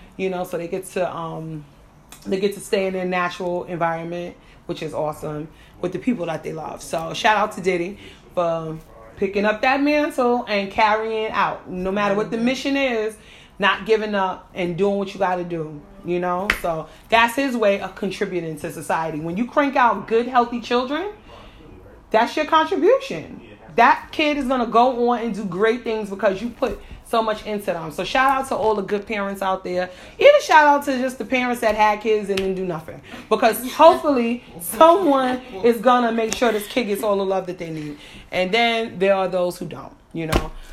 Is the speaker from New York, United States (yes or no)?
yes; New York, United States; I'm from I'm from New York, so we call them Spanish